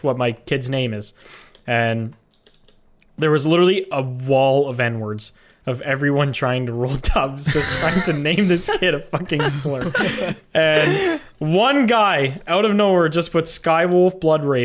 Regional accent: Canada; I'm Canadian

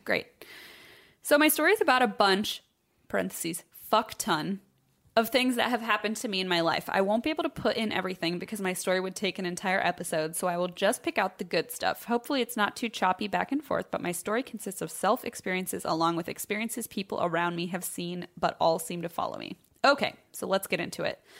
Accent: Troy, Illinois, United States; my hometown of Troy, Illinois. It's a small town in southern Illinois on the Saint Louis Metro

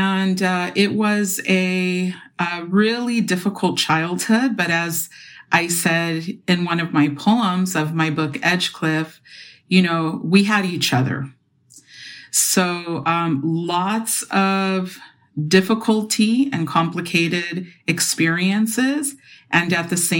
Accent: Los Angeles, California, United States; I grew up in Silver Lake.

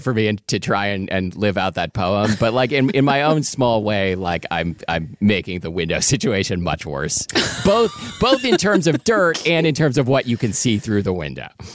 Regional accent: the Northwest, Pacific Northwest, United States; I grew up in the Northwest

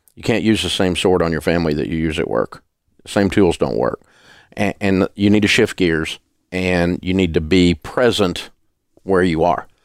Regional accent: the South, United States; I'm from the South

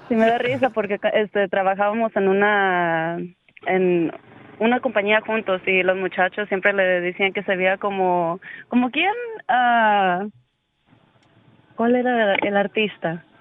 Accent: Coatzacoalcos, Veracruz, Mexico; originalmente soy de Veracruz, Cotacualcos

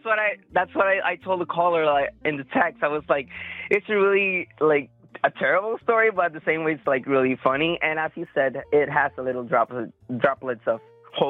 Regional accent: Puerto Rico; I'm here. I'm born and raised here.

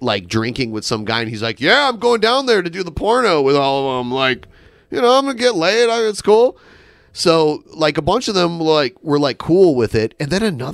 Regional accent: Midwest, United States; accent: Midwestern; moved away; my Midwestern accent comes out

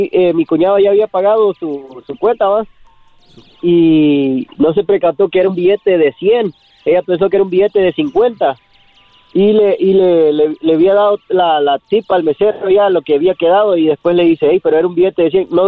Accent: Manchester, Connecticut, United States; also born or lived in Norwich; Eh, nací en Norwich, pero me, crecí en Manchester. Es un pueblo allá de, de Connecticut, como quiera.

